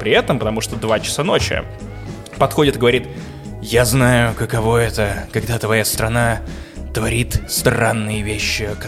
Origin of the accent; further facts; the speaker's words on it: Russia; я честно говорю, что из России.